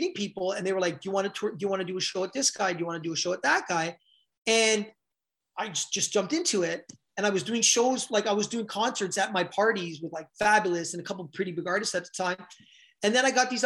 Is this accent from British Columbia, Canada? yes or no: no; Toronto, Ontario, Canada; I grew up in Scarborough in the 80s.